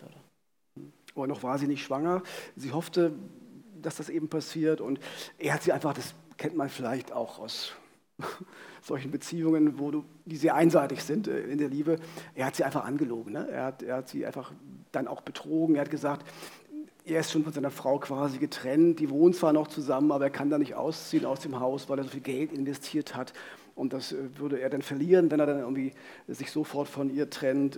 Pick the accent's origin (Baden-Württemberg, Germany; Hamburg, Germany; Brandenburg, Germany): Brandenburg, Germany; Frankfurt; in Frankfurt-Oder stattfindet, meiner Heimatstadt